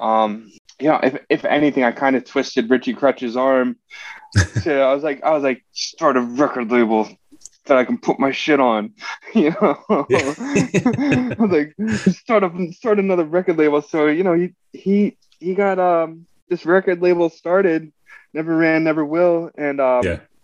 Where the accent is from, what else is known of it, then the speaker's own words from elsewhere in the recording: southeastern Pennsylvania, United States; born and raised in Pennsylvania